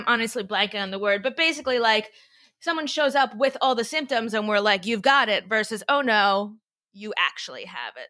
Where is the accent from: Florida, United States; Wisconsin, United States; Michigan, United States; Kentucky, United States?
Florida, United States; now in New York City, United States; I'm from Florida. We have these things called hurricanes